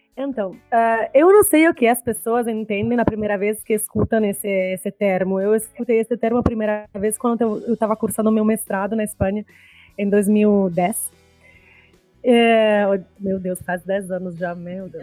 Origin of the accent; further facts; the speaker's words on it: Italy; Portuguese is a second language; also born or lived in Espírito Santo, Brazil; now in Brazil; eu sou italiana, né? Sou professora na Federal do Espírito Santo este ano